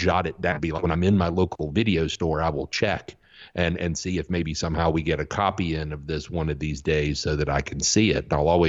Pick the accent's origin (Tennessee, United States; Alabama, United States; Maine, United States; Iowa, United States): Alabama, United States; Auburn; you know, I grew up in Auburn, Alabama, where Auburn University is located. And so it was different than your typical southern town because, you know, you had an international faculty, students from all over the country.